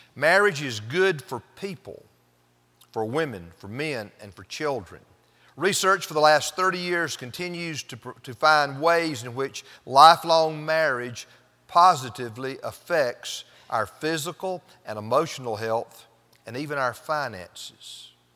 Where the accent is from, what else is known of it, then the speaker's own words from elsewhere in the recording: Pendleton, South Carolina, United States; moved away as an adult; also born or lived in Fort Worth, Texas; I was from Pendleton